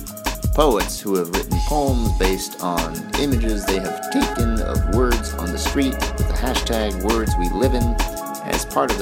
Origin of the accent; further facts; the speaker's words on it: Cleveland, Ohio, United States; I am from Cleveland